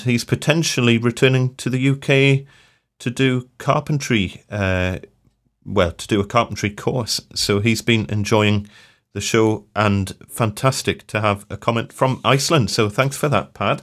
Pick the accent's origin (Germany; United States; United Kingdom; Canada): United Kingdom; Newcastle upon Tyne, North East England; I'm from Newcastle